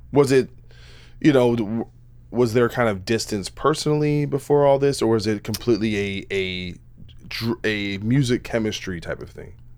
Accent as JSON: {"language": "English", "region": "New Jersey", "country": "United States", "said": "I'm from Jersey"}